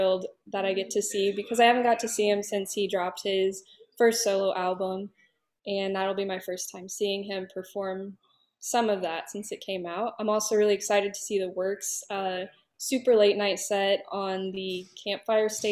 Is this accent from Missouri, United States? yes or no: yes; St. Louis, Missouri, United States; I'm from the St. Louis area